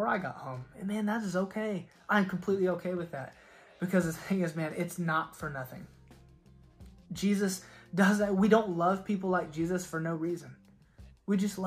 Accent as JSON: {"language": "English", "region": "Oklahoma", "country": "United States", "said": "I was from Oklahoma"}